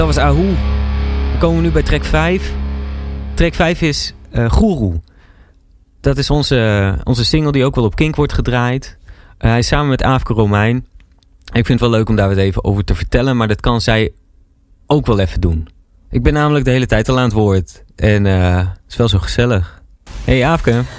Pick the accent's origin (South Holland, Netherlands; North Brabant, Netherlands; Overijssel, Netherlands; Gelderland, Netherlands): Overijssel, Netherlands; Kampen; moved away as an adult; also born or lived in Breda; Ik kom zelf uit Kampen. Heb ik heel lang gewoond.